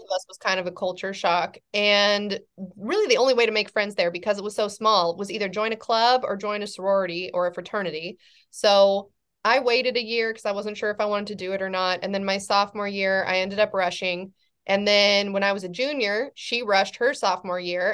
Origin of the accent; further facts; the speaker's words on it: California, United States; i'm from california but i'm from a farming community in california